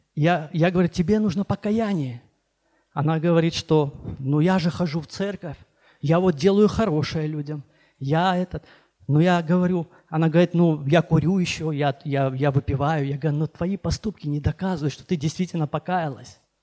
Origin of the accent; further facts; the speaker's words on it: Baku, Azerbaijan; moved away as an adult; also born or lived in Nagorno-Karabakh; now in Sochi, Russia; я вообще беженец из Баку